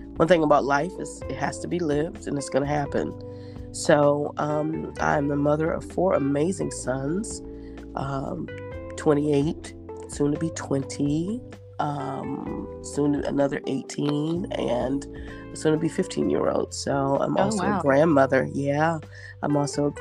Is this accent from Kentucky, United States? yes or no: no; Boston, Massachusetts, United States; moved away as an adult; also born or lived in Georgia / Nashville, Georgia; now in Augusta, United States; I am originally from Boston, Massachusetts. I relocated to Georgia in 2000, correction, in 1996, and to Augusta in 2014.